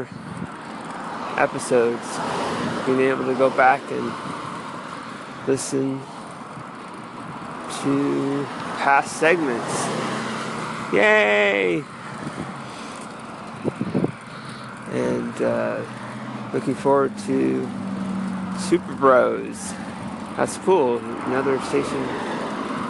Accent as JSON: {"language": "English", "town": "Santa Rosa", "region": "California", "country": "United States", "tie": "born or raised there", "moved": "yes", "lives_now": "Oceanside, United States", "said": "my hometown, Santa Rosa, up north"}